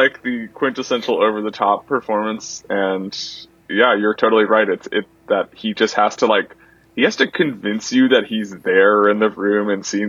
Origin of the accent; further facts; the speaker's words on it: New Jersey, United States; my home state.